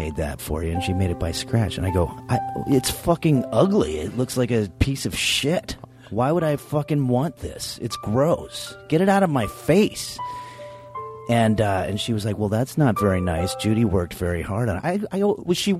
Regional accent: New York City, New York, United States; when I was a kid growing up in New York

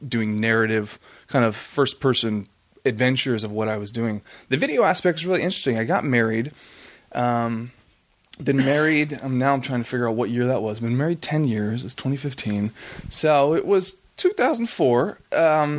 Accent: Port Orchard, Washington, United States; moved away; I grew up in the Pacific Northwest, about an hour west of Seattle, in a small town called Port Orchard

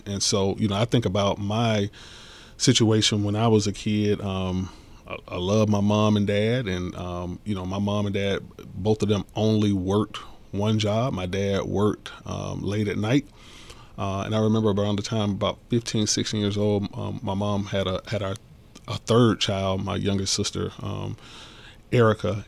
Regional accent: College Park, Georgia, United States; as a teenager growing up in College Park

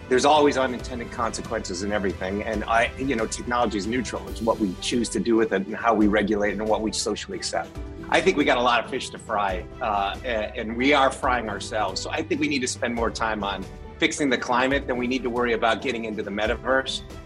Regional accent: Detroit, Michigan, United States; I'm from Detroit

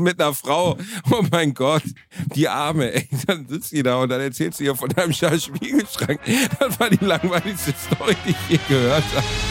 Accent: Germany; Ich bin Deutscher

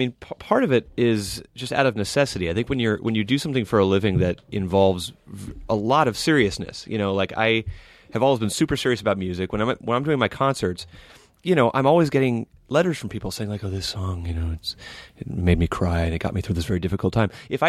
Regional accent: Los Angeles, California, United States; I was born and raised here in Los Angeles.

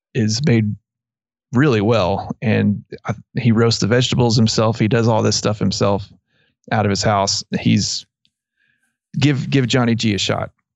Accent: Abilene, Texas, United States; I grew up in around Abilene

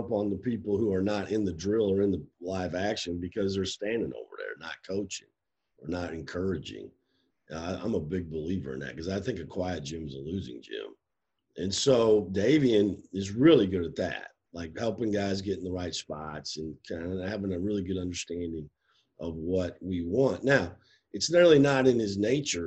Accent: Iowa, United States; moved away; I'm from Iowa, but I'm kind of from the show me state

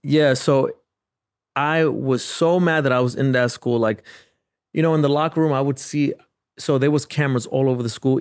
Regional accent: New York City, New York, United States; I grew up in the South Bronx

